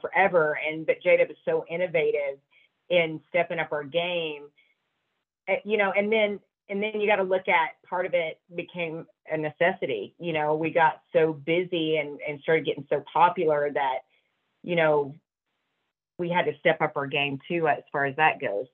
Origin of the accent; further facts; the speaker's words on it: Georgia, United States; I grew up in Georgia, I didn't grow up back west